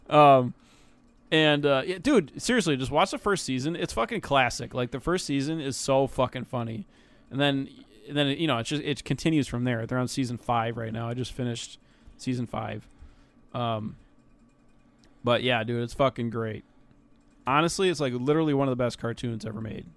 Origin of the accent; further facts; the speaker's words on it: United States; I'm, I'm American